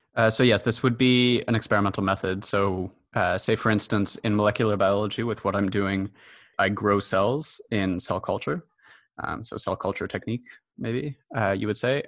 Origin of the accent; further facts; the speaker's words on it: Montreal, Quebec, Canada; also born or lived in Toronto; So I'm a Montreal native, although I was born in Toronto. And I spent most of my education in Montreal.